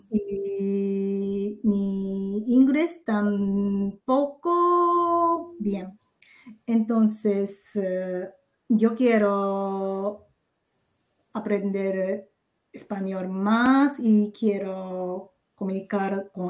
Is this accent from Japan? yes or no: yes; Ehime, Japan; Spanish is a second language; now in Tokyo, Japan; Soy de Ehime, eh, está al sur oeste de Osaka.